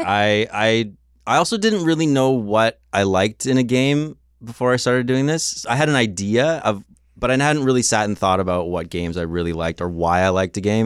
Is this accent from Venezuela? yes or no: no; Canada; I am from Canada land